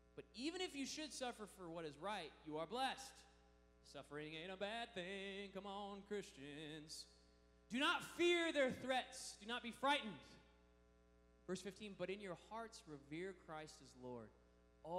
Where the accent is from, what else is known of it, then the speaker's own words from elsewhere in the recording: Washington, United States; Washington, my home state.